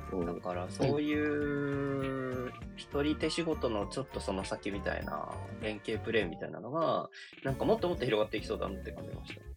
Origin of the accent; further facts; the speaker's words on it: Aichi, Japan; moved away as an adult; now in Tokyo, Japan; 僕、あの、愛知県のすごい硬い中で育ってて、あの、大学で上京してくるんですけど